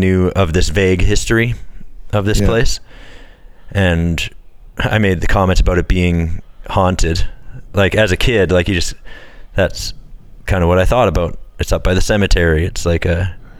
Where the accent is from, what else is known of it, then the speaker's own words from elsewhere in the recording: Red Deer, Alberta, Canada; I grew up in Red Deer too